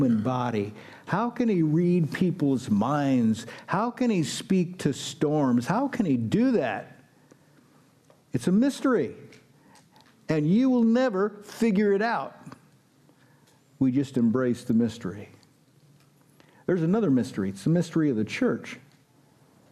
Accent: United States; I'm an American

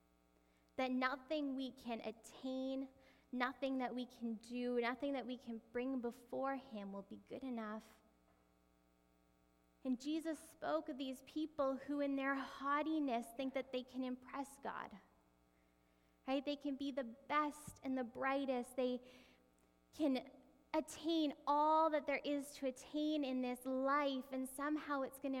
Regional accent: Canada; even though we're Canadian

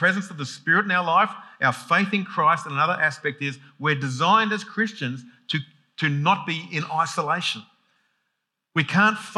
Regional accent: Sydney, New South Wales, Australia; when I grew up in Sydney, even Sydney, 4 million people, I knew my street.

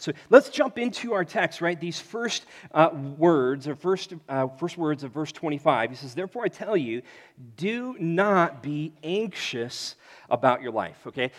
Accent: United States; being an American

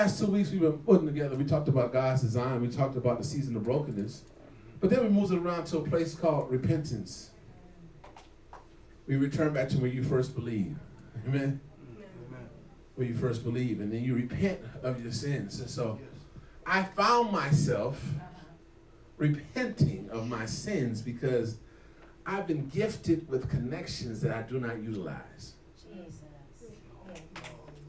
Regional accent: South Bend, Indiana, United States; Well, I'm from South Bend

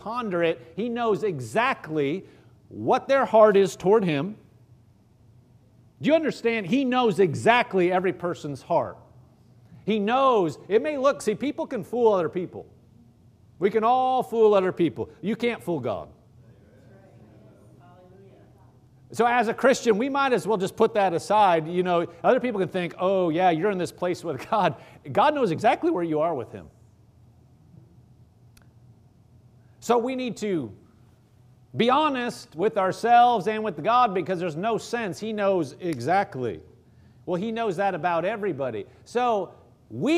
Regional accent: Omaha, Nebraska, United States; I grew up in Omaha, Nebraska

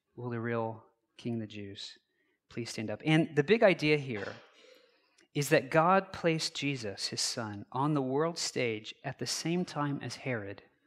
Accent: United States; I was born on Thursday morning, November third, nineteen eighty-three, at eight forty-nine A M, Wichita General Hospital

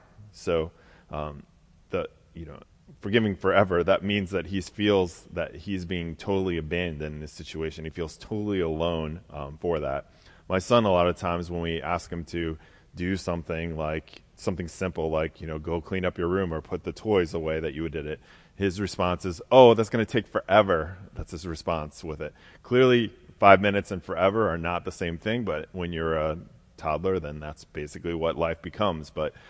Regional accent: Pennsylvania, United States; I was in a different part of the country, so I grew up in Pennsylvania.

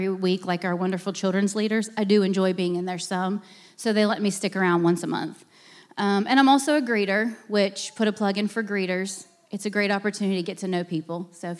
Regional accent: Pennsylvania, United States; moved away; I grew up in Pennsylvania. I am a northerner. I am proud of it.

